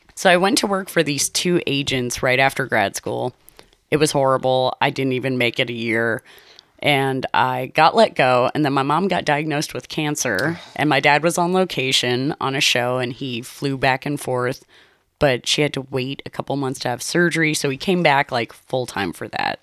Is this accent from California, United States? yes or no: yes; Los Angeles, California, United States; also born or lived in Shadow Hills, Los Angeles; I grew up in Los Angeles. I originally grew up in the like, in the Van Nuys area